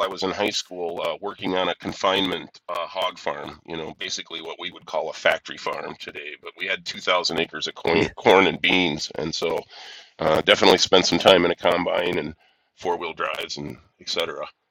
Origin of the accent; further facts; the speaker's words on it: near Rockford, rural northern Illinois, United States; I'm from rural northern Illinois